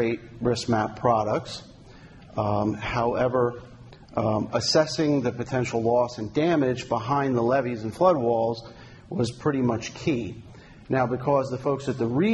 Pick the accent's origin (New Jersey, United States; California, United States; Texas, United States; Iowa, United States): New Jersey, United States; New Jersey, my home state.